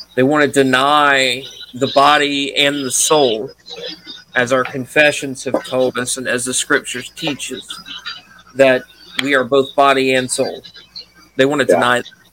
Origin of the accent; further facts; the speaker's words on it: Mississippi, United States; I'm from Mississippi